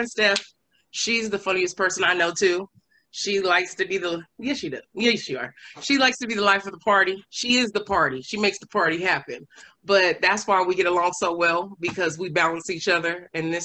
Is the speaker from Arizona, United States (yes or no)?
yes; Phoenix, Arizona, United States; Born and raised Phoenix, Arizona, the oldest of two. Southside Phoenix